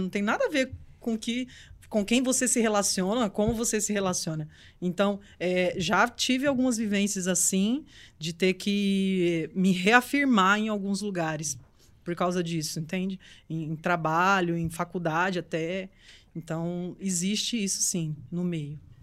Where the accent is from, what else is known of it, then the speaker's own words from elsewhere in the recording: Recife, Pernambuco, Brazil; moved away; eu sou de Recife.